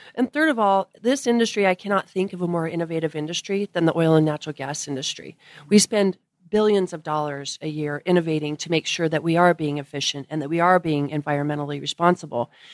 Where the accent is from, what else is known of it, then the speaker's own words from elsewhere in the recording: Colorado, United States; moved away as an adult; also born or lived in Washington, D.C.; now in Midland, United States; born and raised in Colorado